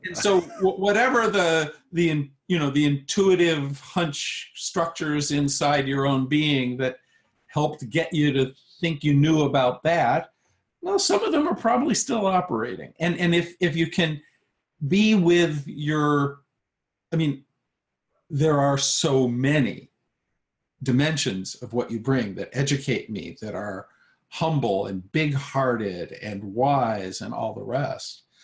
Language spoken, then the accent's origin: English; United States; I'm an American